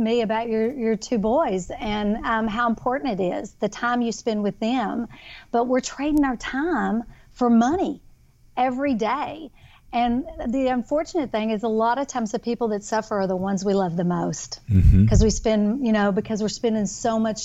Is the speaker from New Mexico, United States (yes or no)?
no; Kentucky, United States; now in Texas, United States; I am a Kentucky girl, born and raised in Kentucky, but I now live in Texas